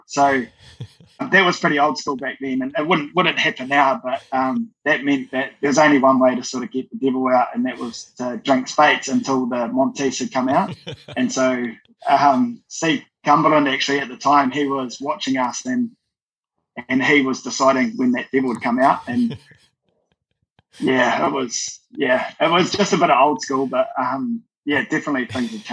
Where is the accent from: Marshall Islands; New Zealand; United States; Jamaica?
New Zealand; Dunedin, Otago; I was like a lot of kids growing up in Dunedin